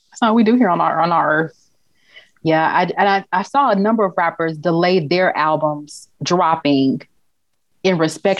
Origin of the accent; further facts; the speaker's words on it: Memphis, Tennessee, United States; But of course, I grew up in Memphis.